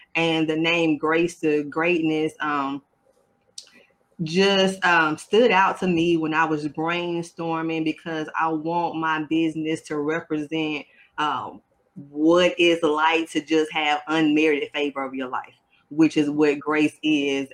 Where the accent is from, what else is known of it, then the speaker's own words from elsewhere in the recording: South Carolina, United States; I'm from South Carolina